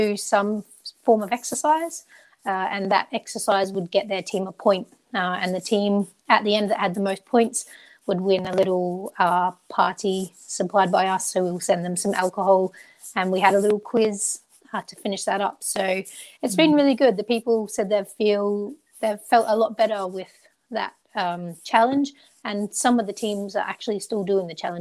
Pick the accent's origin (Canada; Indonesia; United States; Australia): Australia; moved away as an adult; now in England; I'm Australian. So when I was in Australia